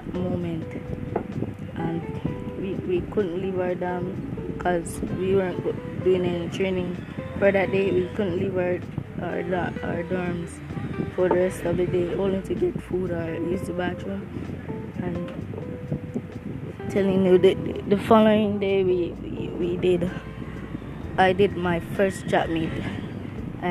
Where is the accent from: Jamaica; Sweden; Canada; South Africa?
Jamaica; I'm Jamaican.